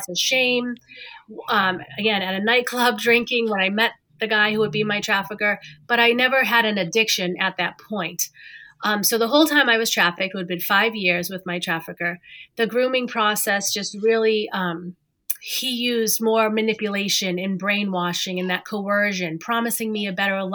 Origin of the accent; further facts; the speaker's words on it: Massachusetts, United States; I grew up in Massachusetts